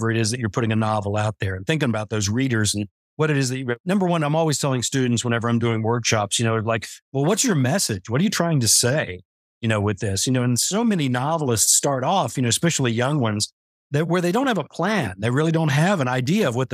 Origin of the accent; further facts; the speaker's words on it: West Virginia, United States; born there; also born or lived in Kansas / New Mexico / Montana; I was born in West Virginia, like that, but I had family scattered all through Kansas and uh, New Mexico and up in Montana and everywhere.